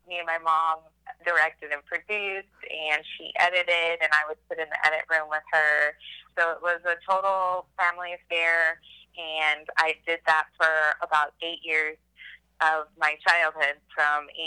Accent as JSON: {"language": "English", "town": "Austin", "region": "Texas", "country": "United States", "tie": "born or raised there", "also_born_or_lived": "San Antonio, Texas / New York City", "said": "Well, I grew up in Texas, was born in San Antonio. Uh, we moved to Austin when I was a baby, and I was raised here my whole life."}